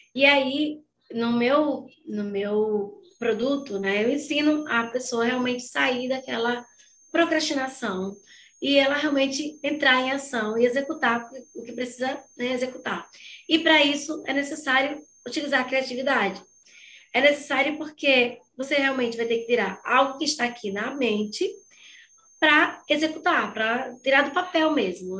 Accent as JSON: {"language": "Portuguese", "town": "Aracaju", "region": "Sergipe", "country": "Brazil", "said": "Eu sou de Aracaju, de Sergipe"}